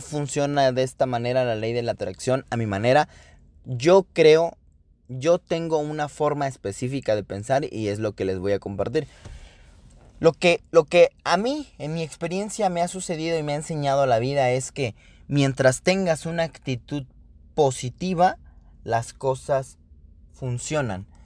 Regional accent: Mexico City, Mexico; now in Querétaro, Mexico; soy originado de la ciudad originario de la Ciudad de México, sin embargo, eh, me considero queretano por adopción

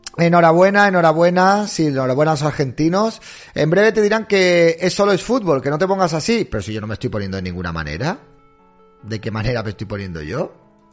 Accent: Spain; en España no somos como los argentinos

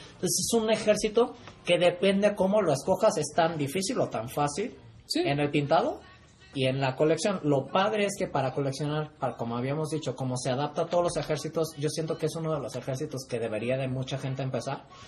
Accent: Mexico; Soy de México

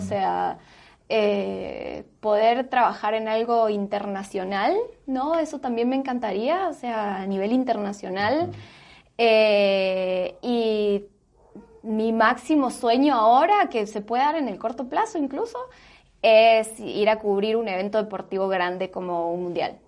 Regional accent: Argentina; moved away as an adult; now in Guatemala; me fui de Argentina

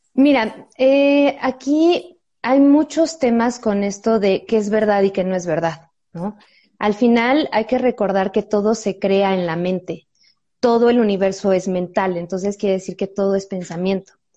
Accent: Mexico; nuestros antepasados como mexicanos

